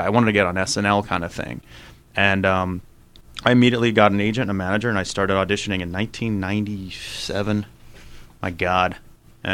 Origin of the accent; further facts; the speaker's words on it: Tucson, Arizona, United States; moved away as an adult; growing up in Tucson